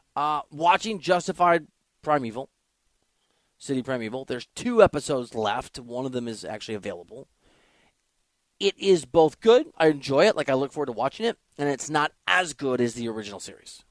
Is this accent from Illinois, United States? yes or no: no; Iowa, United States; moved away; also born or lived in Kansas City; I'm from Iowa